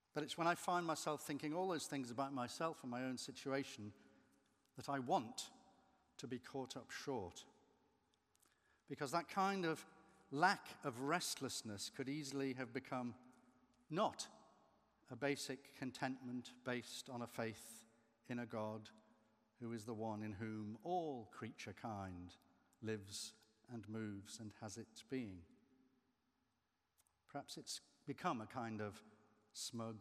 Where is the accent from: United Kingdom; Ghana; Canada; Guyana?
United Kingdom; Merseyside, North West England; moved away; I'm still connected to my original home because I visit my mother who still lives on Merseyside